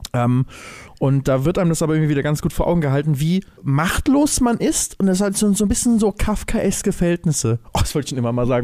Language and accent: German; Germany; als Deutsche